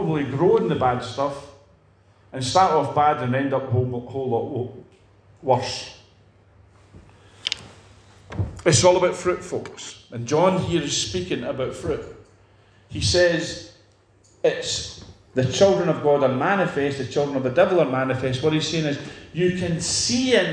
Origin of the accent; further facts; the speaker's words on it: Edinburgh, Scotland, United Kingdom; I know where I came from Edinburgh.